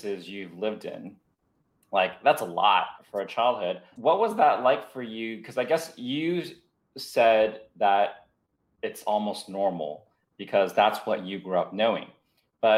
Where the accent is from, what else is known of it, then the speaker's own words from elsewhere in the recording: San Jose, California, United States; also born or lived in Taiwan; I grew up in the States and in the Bay Area in San Jose